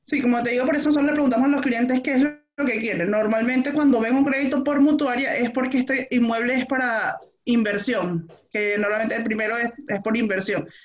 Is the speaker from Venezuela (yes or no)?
yes; Venezuela; moved away as an adult; now in Chile; en mi país de origen, en Venezuela. Ya tengo en Chile cuatro años y medio